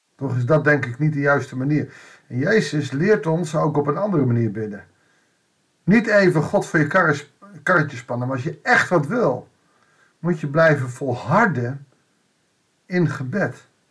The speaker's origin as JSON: {"language": "Dutch", "country": "Netherlands", "said": "wij ook in Nederland of in het Rijke Westen, als Westeling, als Nederlanders, als christenen"}